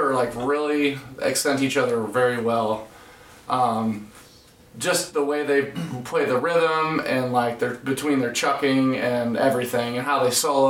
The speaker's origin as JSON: {"language": "English", "town": "Waterloo", "region": "Illinois", "country": "United States", "tie": "born or raised there", "said": "Tate and I … are from Waterloo originally. We went to high school together."}